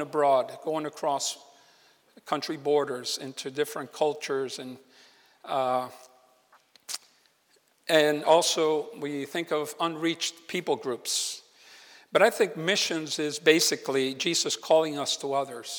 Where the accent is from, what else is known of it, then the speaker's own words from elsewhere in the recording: Puerto Rico; now in Malaga, Spain; I'm originally from Puerto Rico